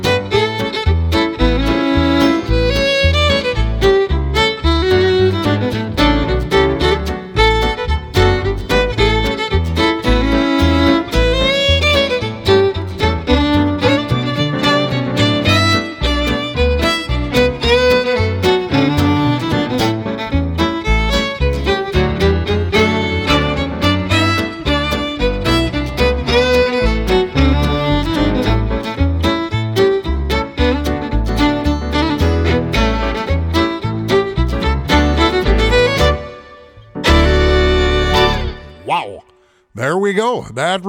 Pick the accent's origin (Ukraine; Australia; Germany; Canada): Canada; Edmonton, Alberta; also born or lived in Morinville, Alberta; Back in 1975, we moved from Edmonton out to a farm near Morinville. I was 15 years old